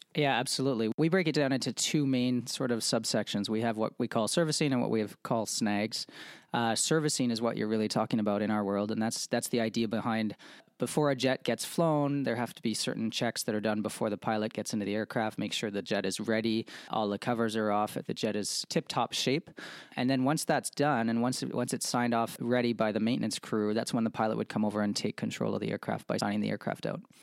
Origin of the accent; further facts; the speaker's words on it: Montreal, Quebec, Canada; moved away as an adult; now in United States; Born and raised in, uh, Montreal, Quebec